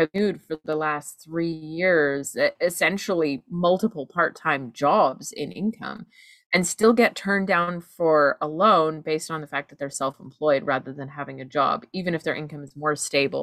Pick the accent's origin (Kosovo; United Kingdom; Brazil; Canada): Canada; As a Canadian